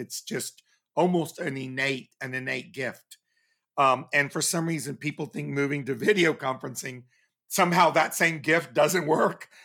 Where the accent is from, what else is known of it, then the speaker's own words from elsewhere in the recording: Texas, United States; growing up in Texas